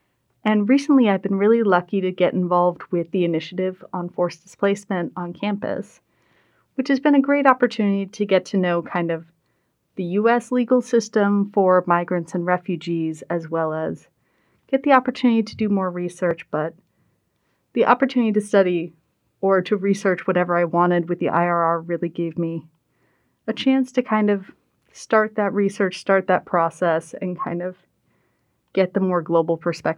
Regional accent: Westport, Massachusetts, United States; also born or lived in Rhode Island / Illinois / Vermont; I am from Westport, Massachusetts, but I've also lived in Rhode Island, Illinois, Vermont, etc.

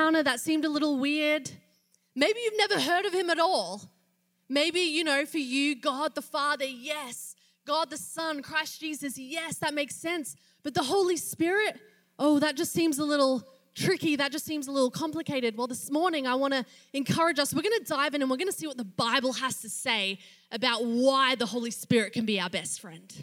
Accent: Australia; moved away as an adult; I'm not from around here. I am from Australia.

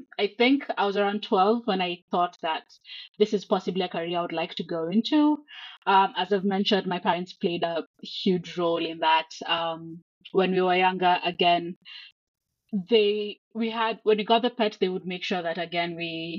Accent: Nairobi, Kenya; I was born and raised in Nairobi, Kenya, the beautiful city of Nairobi

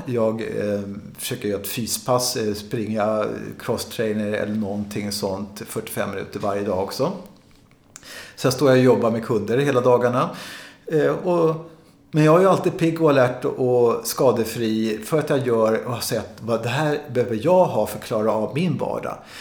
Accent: Sweden; jag som är svensk och vit människa

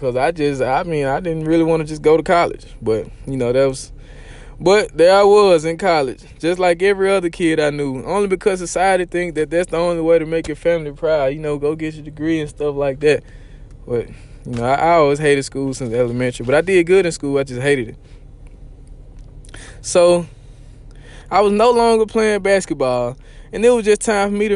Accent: Mississippi, United States; I'm country. You could probably tell. I'm from Mississippi

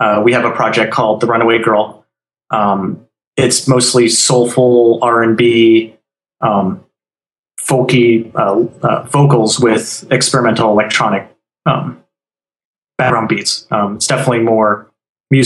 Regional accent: Arizona, United States; now in Florida, United States; I come from Arizona

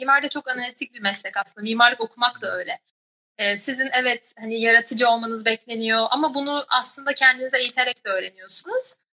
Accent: Denizli, Turkey; moved away as an adult; also born or lived in Ankara; now in London, United Kingdom; Denizli doğumluyum ve hayatımın aslında böyle hatırladığım dolu dolu kısmı hani tek çocuk olduğum için hani annem babam ve Denizli böyle benim için çok baskın şeyler.

